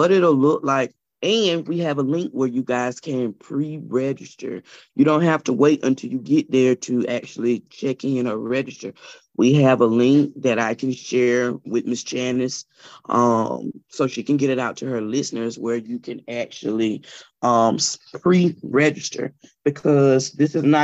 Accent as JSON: {"language": "English", "town": "Elberton", "region": "Georgia", "country": "United States", "moved": "as an adult", "lives_now": "Augusta, United States", "said": "I am originally from Elberton, Georgia, with the granite capital of the world. And I moved to Augusta about 2006 as a college student"}